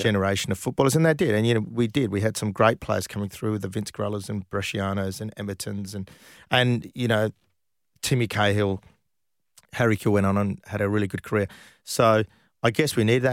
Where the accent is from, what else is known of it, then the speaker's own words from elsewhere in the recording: Perth, Western Australia, Australia; I came from Perth.